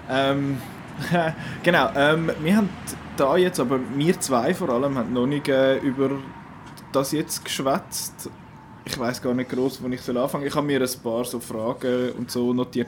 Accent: Switzerland; bei uns in der Schweiz

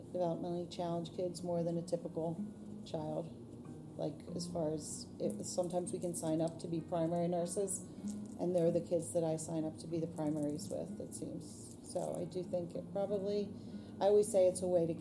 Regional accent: Pennsylvania, United States; We're from Pennsylvania

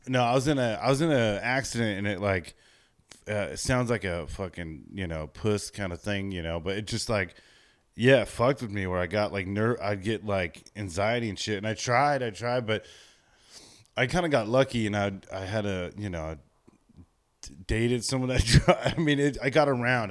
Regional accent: Chino, California, United States; I grew up in Chino

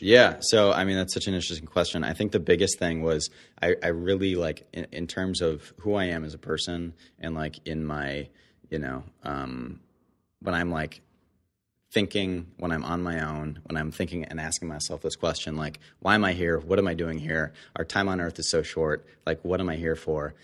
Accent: Detroit, Michigan, United States; born or raised there; moved away; also born or lived in Canada

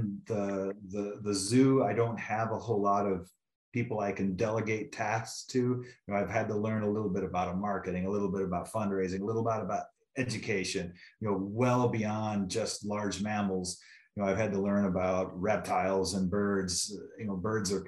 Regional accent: Northwest Iowa, United States; also born or lived in Tulsa, Oklahoma / Philadelphia, Pennsylvania / Atlanta, Georgia / Duluth, Minnesota; now in Pocatello, United States; I grew up in the real Iowa in Northwest Iowa

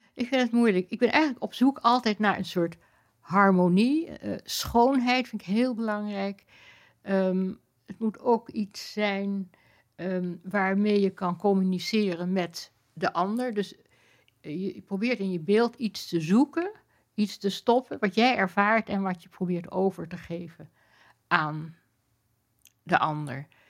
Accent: Amsterdam, North Holland, Netherlands; toen we op de Prinsengracht woonden

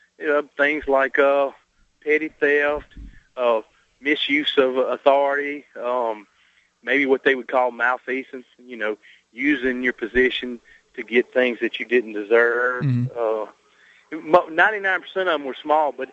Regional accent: the South, United States; I'm from the South

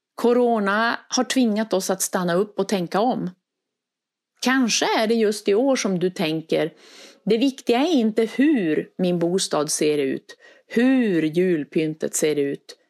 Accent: Västerbotten County, Sweden; now in Skåne, Sweden; Och ni hör ju på min dialekt, jag är inte uppvuxen i Skåne. Och för mig så tog det tid att ta in traditioner och känna att det här är mitt hem nu. Ibland när någon frågade om var jag skulle fira jul, då sa jag hemma. Och så menade jag i Västerbotten. Jag kunde sakna traditioner som vi hade då jag växte upp

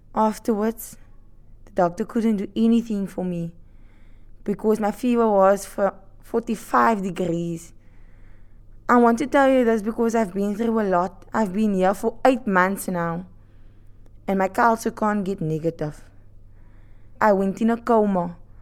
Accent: Atlantis, Western Cape, South Africa; I'm from Atlantis, Western Cape, Cape Town

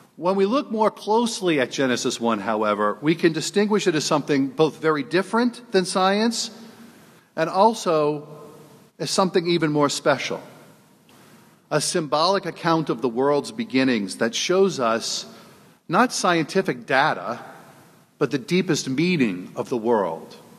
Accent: New Orleans, Louisiana, United States; moved away as an adult; now in South Bend, United States; I was born and raised in New Orleans

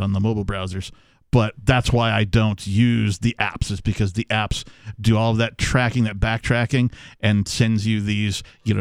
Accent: Wisconsin, United States; moved away; also born or lived in West Coast; Growing up in Wisconsin

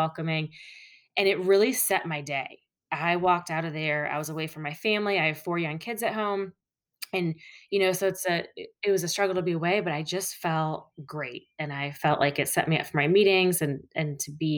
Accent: Toledo, Ohio, United States; now in Cincinnati, United States; I was born and raised in Toledo, Ohio. So I'm not native to the Cincinnati area

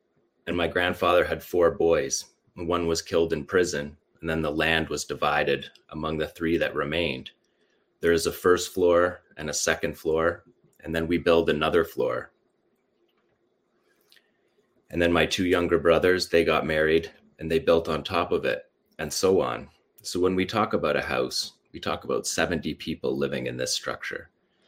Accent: Shujaiya, Gaza Strip, Palestine; we grew up with this pride because we are from Shujaiya.

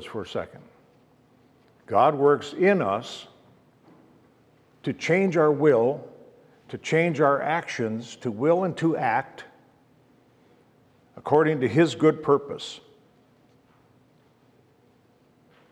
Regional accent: Superior, Wisconsin, United States; my wife Judy and I, we were born and raised in Superior, Wisconsin

